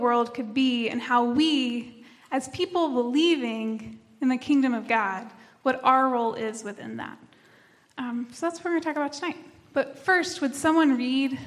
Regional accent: Tennessee, United States; now in North Carolina, United States; I am from Tennessee, not from around here

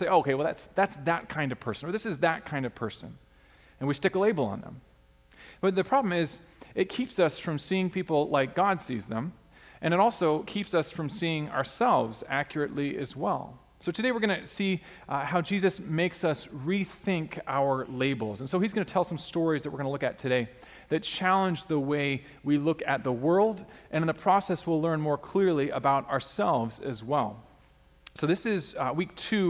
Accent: Alaska, United States; a kid growing up in Alaska wanting to be known for sports

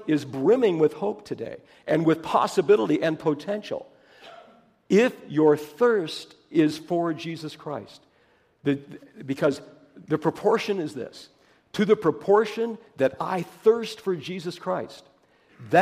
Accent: Pennsylvania, United States; I come from Pennsylvania

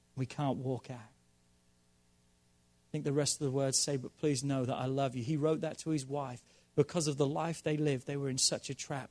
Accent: Norwich, East of England, United Kingdom; moved away; my hometown of Norwich

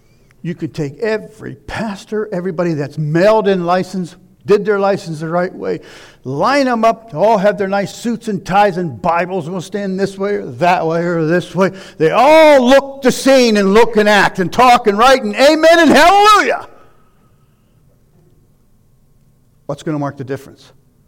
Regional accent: Pittsburgh, Pennsylvania, United States; moved away as an adult; When we moved here in 84, it was, you'll laugh, but it was almost the Garden of Eden. I come from Pittsburgh.

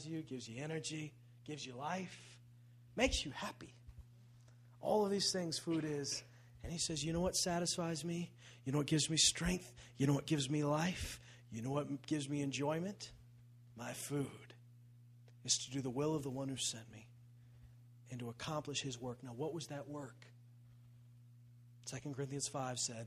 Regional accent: Canada; we're Canadian

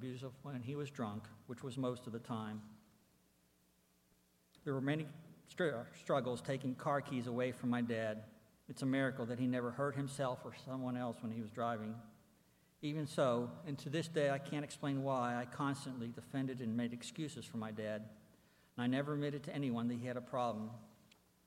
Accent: Pittsburgh, Pennsylvania, United States; I was born and raised in Pittsburgh, Pennsylvania

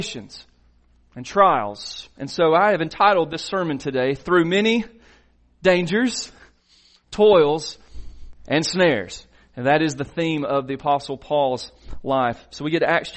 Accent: Silver Creek, Georgia, United States; Mitch and I grew up in Silver Creek.

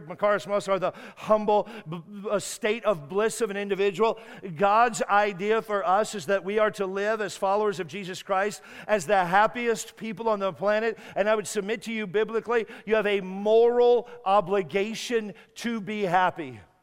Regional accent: United States; I'm an American

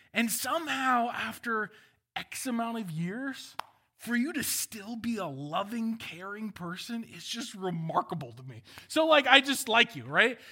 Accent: Walnut Creek, California, United States; I was born in Walnut Creek

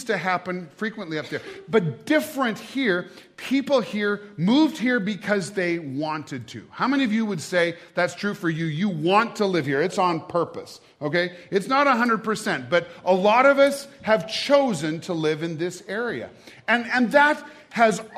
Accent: Great Falls, Montana, United States; now in Gallatin Valley, United States; I was born and raised in Great Falls

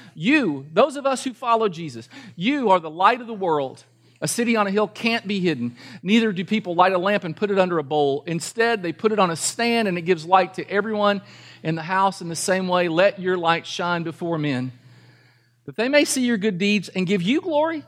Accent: Kentucky, United States; I'm from Kentucky

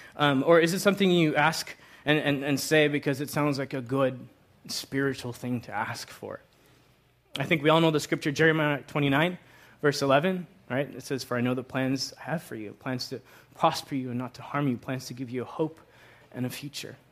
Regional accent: Long Island, New York, United States; moved away as an adult; also born or lived in Virginia; I grew up in Long Island, Long Island

